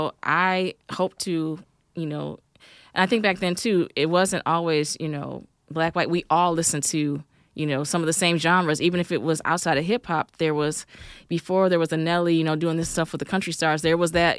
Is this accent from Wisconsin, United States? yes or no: yes; Racine, Wisconsin, United States; also born or lived in St. Louis, Missouri / Milwaukee, Wisconsin; I'm from Racine originally.